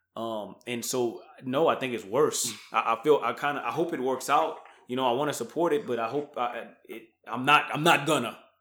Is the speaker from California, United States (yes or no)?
no; Louisiana, United States; moved away; I'm from Louisiana